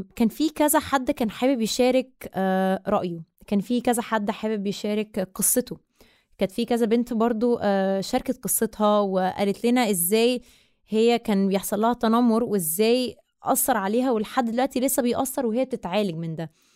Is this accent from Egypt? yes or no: yes; Egypt; أنا مصرية من أم من الجبل الأسود بابا مصري ومامتي من مونتينيجرو